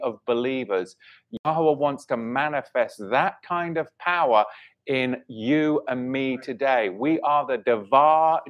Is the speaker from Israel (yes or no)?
no; England, United Kingdom; accent: English; my English accent